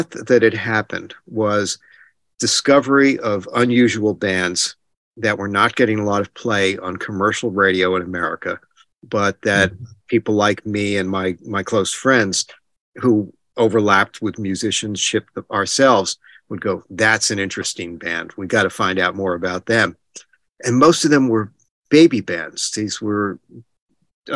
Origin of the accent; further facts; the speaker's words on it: New Jersey, United States; I was born in New Jersey. I'm still in New Jersey